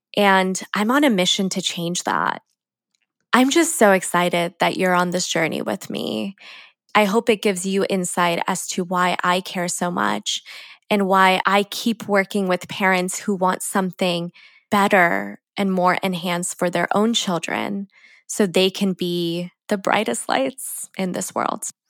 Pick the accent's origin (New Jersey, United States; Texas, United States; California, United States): California, United States; San Diego; I grew up in San Diego